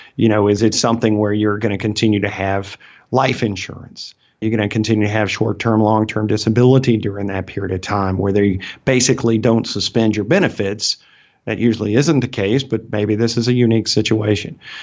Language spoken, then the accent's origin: English; Alabama, United States; accent: Southern; I'm from Alabama, right? And so I speak with a Southern accent